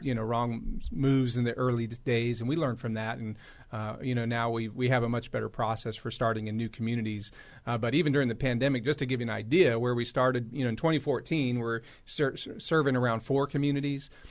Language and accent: English; Los Angeles, California, United States; now in Raleigh, United States; I grew up in Los Angeles